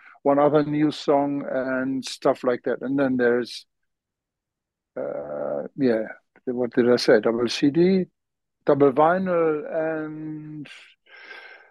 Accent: Dortmund, North Rhine-Westphalia, Germany; English is a second language; also born or lived in London / Malta; That's my hometown.

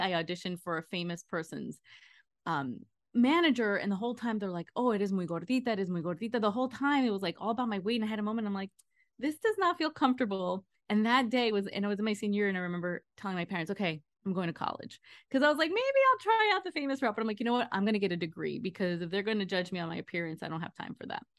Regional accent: New Jersey, United States; moved away; also born or lived in Long Island, New York / Queens, New York; I was born in Long Island, I lived in Queens until I was eight, and then we moved to Jersey, so I'm a tri-state area girl

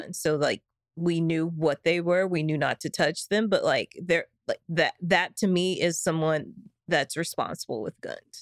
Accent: the South, United States; growing up in the South, everybody has a gun

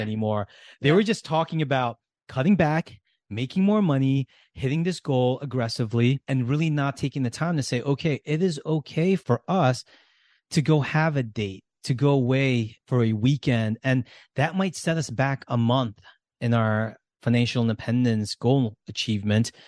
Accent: United States; how we grew up in America

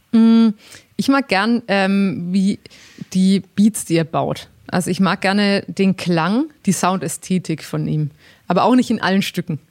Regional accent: Langenzenn, Bavaria, Germany; ich komme ja aus Langen, Zen

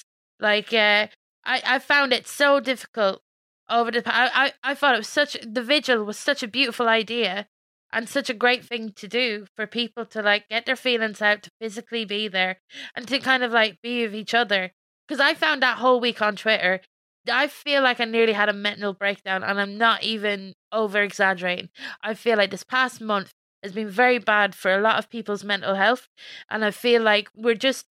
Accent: Ireland; accent: Irish; as an Irish woman

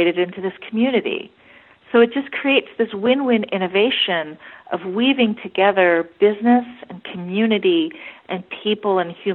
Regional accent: United States; as an American

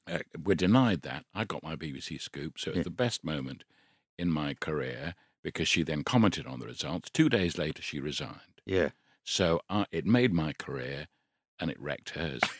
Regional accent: United Kingdom; I'm British

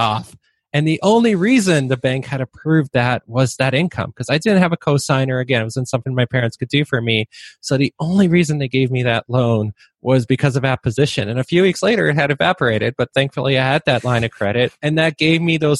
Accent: Waterloo, Ontario, Canada; first language Polish; English is a second language; also born or lived in Poland; I grew up in Waterloo, Ontario, which is like Canada's version of Silicon Valley

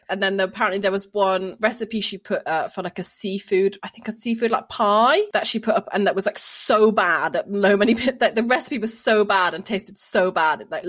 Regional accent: Birmingham, West Midlands, United Kingdom; I grew up in Birmingham

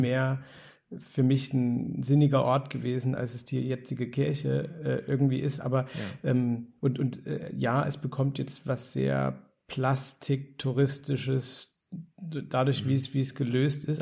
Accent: East Germany, Germany; als Ossi wie du und ich

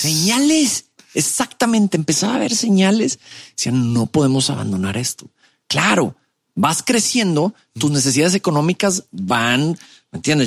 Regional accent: Monterrey, Nuevo León, Mexico; born or raised there; also born or lived in Mexico City

